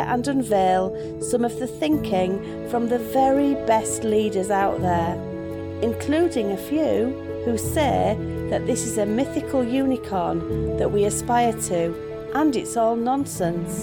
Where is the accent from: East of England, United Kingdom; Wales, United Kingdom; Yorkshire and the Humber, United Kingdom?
Yorkshire and the Humber, United Kingdom; accent: Yorkshire; I'm sat here with my very Yorkshire accent